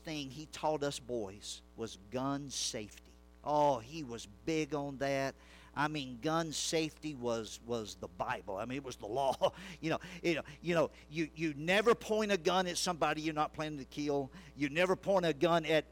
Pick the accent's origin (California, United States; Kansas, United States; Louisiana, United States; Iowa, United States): Louisiana, United States; I grew up in Louisiana, in the bayous and edge of the swamps